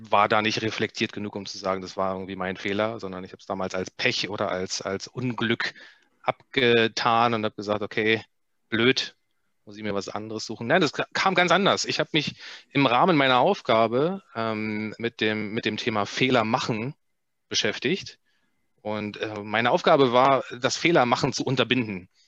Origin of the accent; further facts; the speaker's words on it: Germany; ich bin in der, in der DDR aufgewachsen